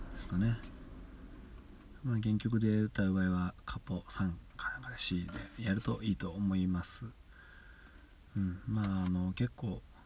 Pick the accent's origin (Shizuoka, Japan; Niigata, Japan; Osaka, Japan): Niigata, Japan; central Niigata Prefecture, Japan; 僕あの新潟県の,、ね、あの真ん中ぐらいの、うん、ちょうど真ん中ぐらい のところの出身なんですけど出身でま在住